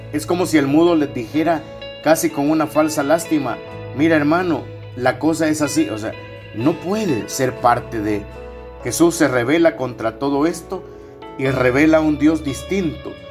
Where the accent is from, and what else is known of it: El Salvador